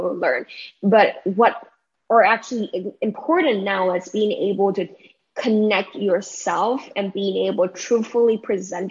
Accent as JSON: {"language": "English", "country": "Taiwan", "tie": "born or raised there", "also_born_or_lived": "United States", "moved": "as an adult", "said": "My hometown is in Taiwan, so means that I'm very, very far apart from my family"}